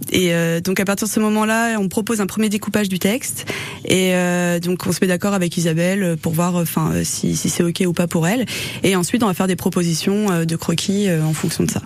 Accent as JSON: {"language": "French", "region": "the Alps", "country": "France", "tie": "born or raised there", "said": "toute mon enfance dans les Alpes, dans les campagnes"}